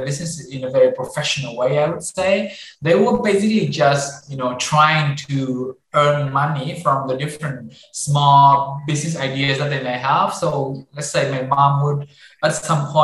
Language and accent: English; Hanoi, Vietnam; when I think about my time growing up in Hanoi, I think it's very local